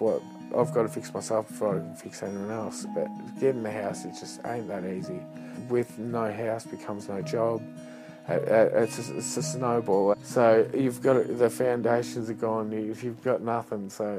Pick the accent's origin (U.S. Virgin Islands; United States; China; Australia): Australia; Whittlesea, Victoria; moved away as an adult; also born or lived in Melbourne, Australia / Melton, Australia / Kyabram, Australia; I grew up in Whittlesey